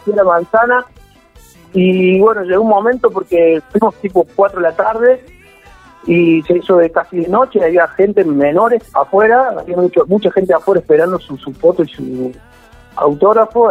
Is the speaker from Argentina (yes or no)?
yes; Río Segundo, Córdoba, Argentina; salí de laburar de acá de Río Segundo, Córdoba, que es muy chiquitito